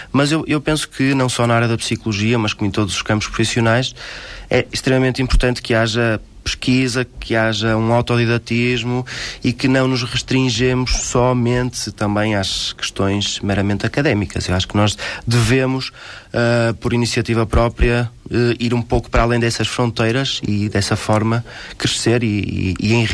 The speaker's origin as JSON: {"language": "Portuguese", "town": "Porto", "region": "Norte", "country": "Portugal", "said": "sou do Porto"}